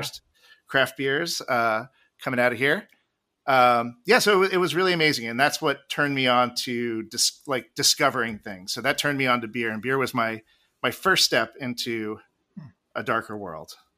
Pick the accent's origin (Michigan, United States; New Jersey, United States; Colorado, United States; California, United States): New Jersey, United States; Jersey Shore; I grew up on the, on the Jersey Shore